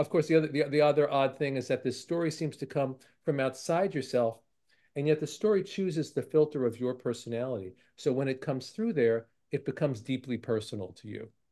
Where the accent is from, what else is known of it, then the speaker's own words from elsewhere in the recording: New York City, New York, United States; I grew up in Brooklyn